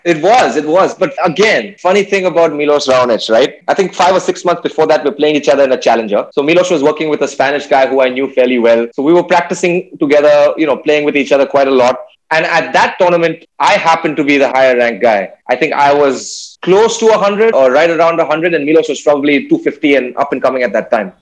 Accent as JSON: {"language": "English", "town": "Chennai", "region": "Tamil Nadu", "country": "India", "tie": "born or raised there", "said": "I grew up in Chennai."}